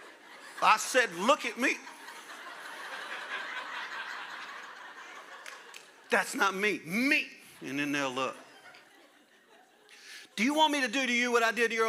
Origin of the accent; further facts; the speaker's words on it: Louisiana, United States; I'm a Cajun from Louisiana.